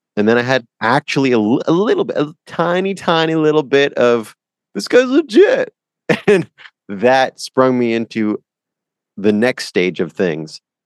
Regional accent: Canada; I'm from Canada

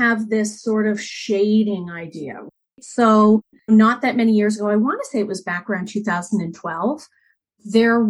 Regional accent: Canada; I'm Canadian

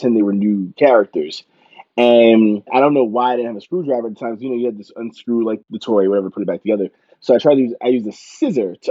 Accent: Yonkers, New York, United States; I'm from Yonkers, New York

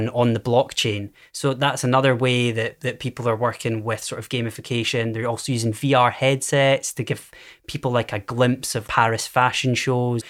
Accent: near Innerleithen and Galashiels, Scotland, United Kingdom; Innerleithen, which is not far from my hometown and not far from Gala Shields at all

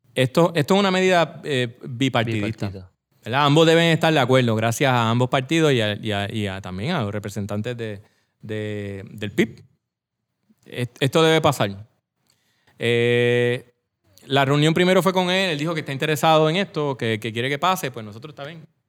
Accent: Coamo, Puerto Rico; Yo que soy de Cuamo, voy a los baños de Cuamo

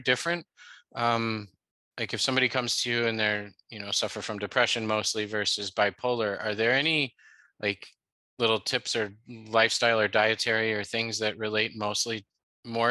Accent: Chicago, Illinois, United States; now in California, United States; I'm from Chicago and we say pop

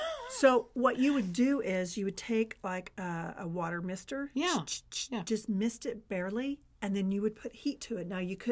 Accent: Texas, United States; I'm from Texas

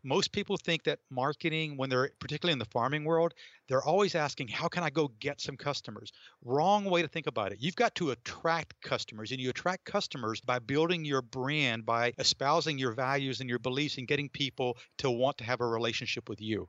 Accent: North Georgia, United States; moved away as an adult; also born or lived in Atlanta / Boston / New England; I grew up in North Georgia

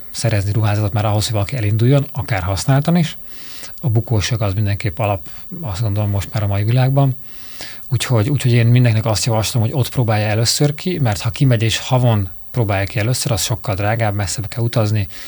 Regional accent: Budapest, Hungary; vagy Normafa. Tehát én is ott nőttem föl

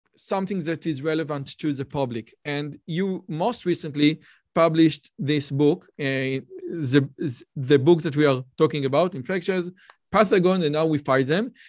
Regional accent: Israel; I'm from Israel

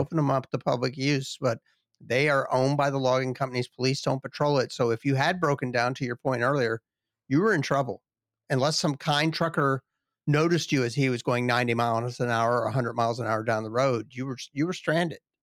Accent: Southeast, United States; moved away as an adult; also born or lived in western Michigan; I grew up in the Southeast

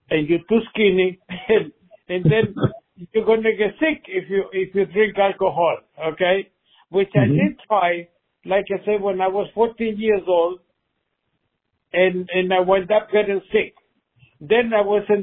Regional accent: Argentina; English is a second language; moved away as an adult; now in Long Island, United States

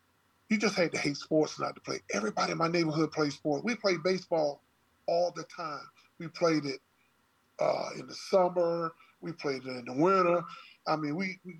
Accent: Hendley Homes / Edisto Court, South Carolina, United States; I grew up next to the project called Henley Homes. I'm from Edisto Court

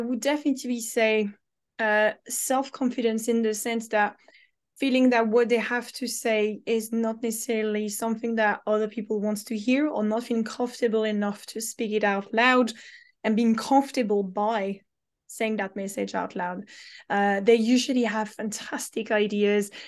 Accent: France; moved away as an adult; now in London, United Kingdom

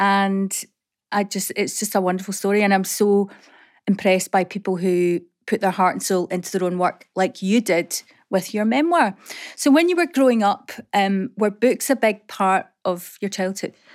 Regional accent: Coatbridge, Scotland, United Kingdom; I grew up in Coatbridge

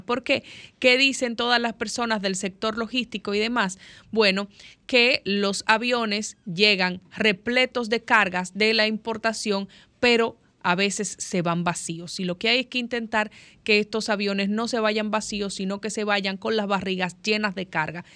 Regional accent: Dominican Republic; nosotros como República Dominicana

